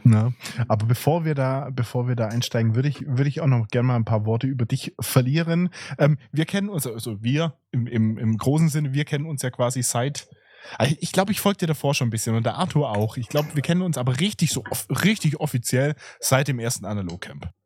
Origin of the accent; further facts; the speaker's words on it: Swabia, Baden-Württemberg, Germany; accent: Swabian; mit meinem schwäbischen Akzent